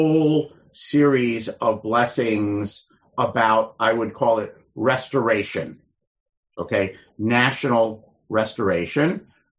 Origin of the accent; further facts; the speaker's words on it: United States; we're American Jews who are comfortable in America